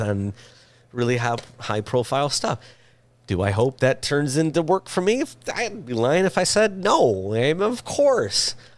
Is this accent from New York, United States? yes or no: no; Michigan, United States; now in Los Angeles, United States; I'm from Michigan